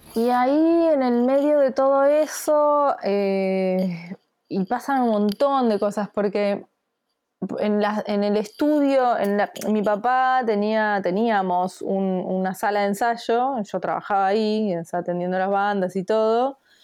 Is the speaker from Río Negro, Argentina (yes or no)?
no; Bernal, Buenos Aires Province, Argentina; yo eh, soy de Bernal.